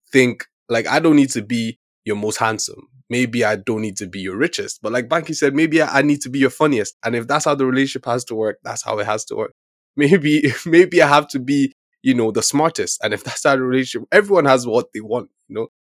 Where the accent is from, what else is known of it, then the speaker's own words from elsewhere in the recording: Nigeria; me being a Nigerian man